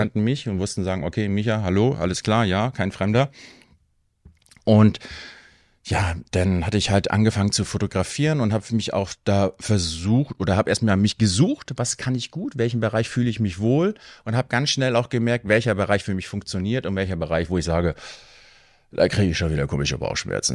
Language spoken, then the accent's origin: German; Hattstedt, Schleswig-Holstein, Germany; moved away as an adult; now in Husum, Germany; ich bin gebürtiger Husumer, habe aber meine Kindheit in Hattstedt verbracht